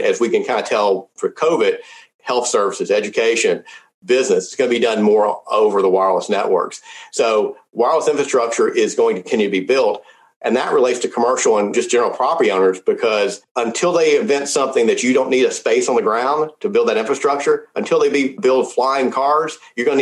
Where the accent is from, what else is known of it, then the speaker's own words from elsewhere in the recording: Memphis, Tennessee, United States; I was born in Memphis, Tennessee, where St. Jude's is